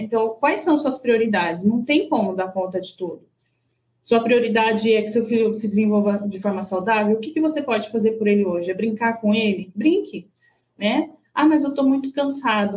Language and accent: Portuguese; Brazil; now in Japan; nós, como bons brasileiros